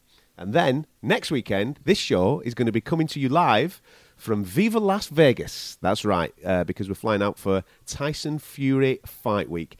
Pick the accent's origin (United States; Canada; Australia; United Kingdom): United Kingdom; England; from England